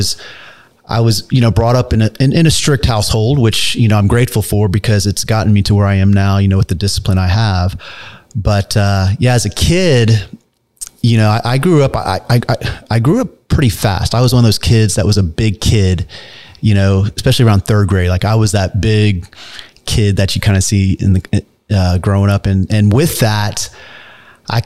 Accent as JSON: {"language": "English", "town": "Dallas", "region": "Texas", "country": "United States", "tie": "born or raised there", "also_born_or_lived": "California", "moved": "as an adult", "said": "I was born here in Dallas, Texas, born and raised"}